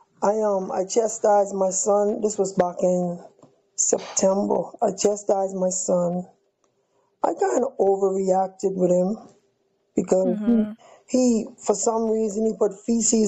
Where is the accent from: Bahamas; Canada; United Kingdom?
Bahamas; moved away as an adult; also born or lived in Miami; I'm from the Bahamas. All of my family is still in Nassau